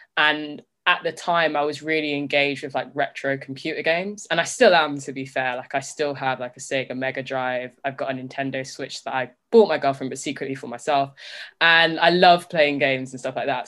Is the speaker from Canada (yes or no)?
no; Leicester, East Midlands, United Kingdom; growing up in Leicester